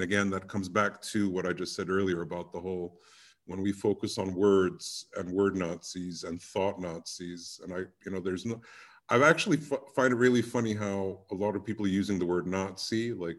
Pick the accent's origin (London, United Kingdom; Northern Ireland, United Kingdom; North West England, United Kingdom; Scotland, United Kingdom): London, United Kingdom; I grew up in London for 30 years straight. Went to an English school